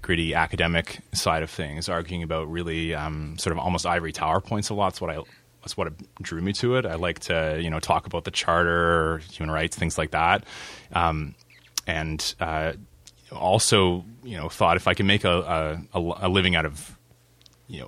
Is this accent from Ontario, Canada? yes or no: yes; St. Catharines, Ontario, Canada; moved away as an adult; also born or lived in Oakville, Ontario / Toronto, Ontario; now in Timmins, Canada; I'm not from Timmins. I grew up in Southern Ontario, in Oakville and then St. Catharines